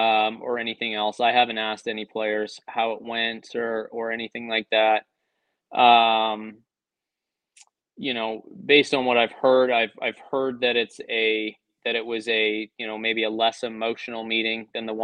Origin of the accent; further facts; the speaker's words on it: Canada; because I'm Canadian